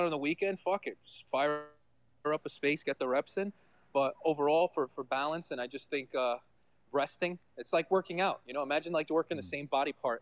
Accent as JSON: {"language": "English", "region": "New York", "country": "United States", "said": "I'm from New York. I'm surrounded by assholes all day."}